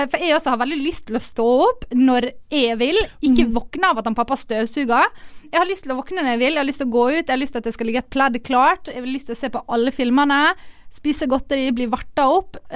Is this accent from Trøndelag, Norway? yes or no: no; Ålesund, Møre og Romsdal, Norway; jeg liker hele konseptet med at alle reiser hjem på ferie alle hjemme i Ålesund.